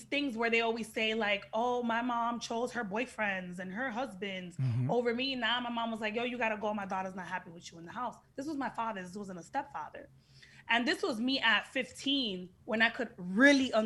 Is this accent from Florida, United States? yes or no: yes; Miami Gardens, Florida, United States; Miami's where I'm from Carroll City